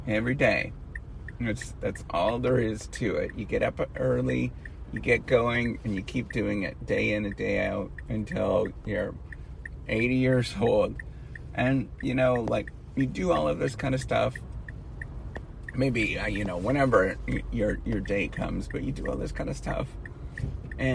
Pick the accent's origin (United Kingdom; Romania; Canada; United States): Canada; Dryden, Ontario; it's close to where my hometown is, in Dryden, Ontario